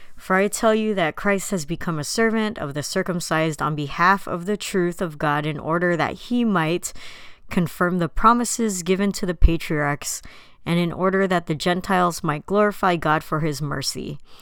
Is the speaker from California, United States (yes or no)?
yes; San Diego, California, United States; My parents immigrated from the Philippines in nineteen seventy-two. with my oldest brother, and they ended up in San Diego